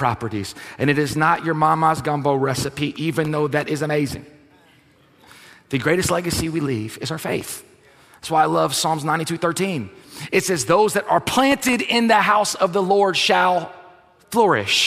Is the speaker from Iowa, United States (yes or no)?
no; South Louisiana, United States; if you're born and raised in South Louisiana, like, we're a different country here. You travel outside, like, this is a thing. People are like, you're from Louisiana, y'all are different. Yes, we are.